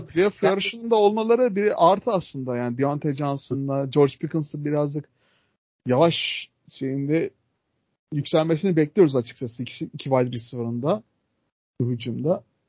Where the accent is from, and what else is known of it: Adana, Turkey